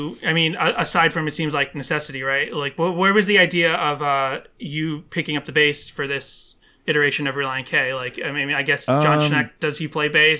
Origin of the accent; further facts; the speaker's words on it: Boston, Massachusetts, United States; now in Los Angeles, United States; We're in LA right now. I'm originally from Boston.